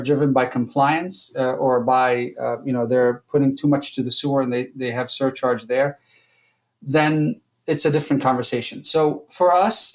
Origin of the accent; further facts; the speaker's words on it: Jordan; moved away as an adult; now in United States; I'm from Jordan. So I came to the United States to go to college